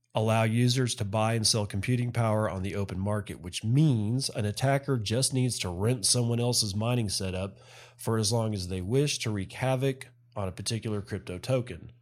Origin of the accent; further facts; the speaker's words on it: United States; as an American citizen